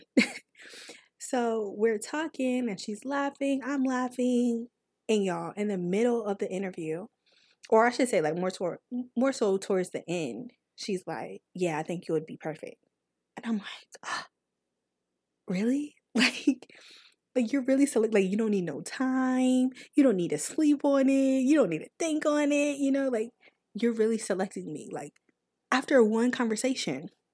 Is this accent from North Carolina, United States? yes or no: yes; North Carolina, United States; accent: country; I'm from North Carolina